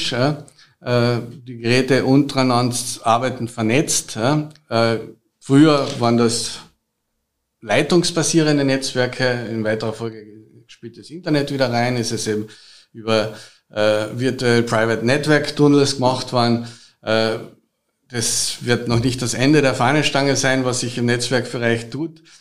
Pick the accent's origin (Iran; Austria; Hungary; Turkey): Austria; Carinthia; Habe ich auch schon mehrmals studiert, halt als Kärntner mir besonders am Herzen.